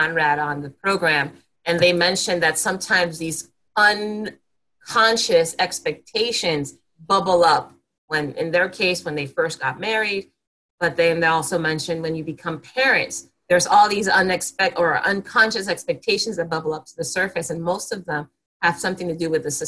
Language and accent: English; Panama; moved away; we're from Panama originally